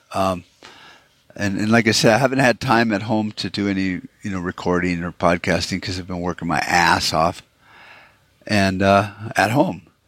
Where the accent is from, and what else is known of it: United States